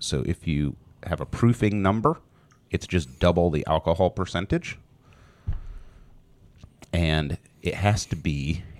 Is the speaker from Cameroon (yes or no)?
no; Scotland, United Kingdom; I'm Scottish. I can't just drink a shot.